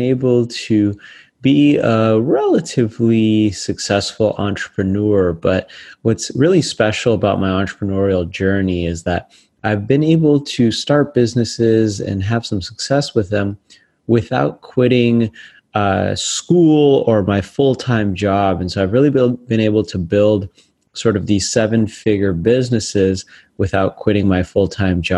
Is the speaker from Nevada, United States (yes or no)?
yes; Las Vegas, Nevada, United States; my hometown of Las Vegas